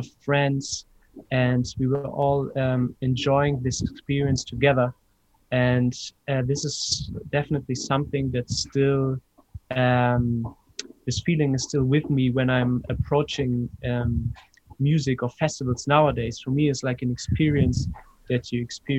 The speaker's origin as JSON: {"language": "English", "region": "Hamburg", "country": "Germany", "tie": "born or raised there", "also_born_or_lived": "Ibiza", "moved": "as an adult", "lives_now": "Berlin, Germany", "said": "I grew up in Hamburg, north of Germany"}